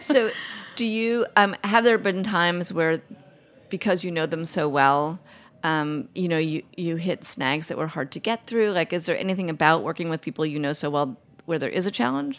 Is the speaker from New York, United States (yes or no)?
yes; New York City, New York, United States; I grew up in New York City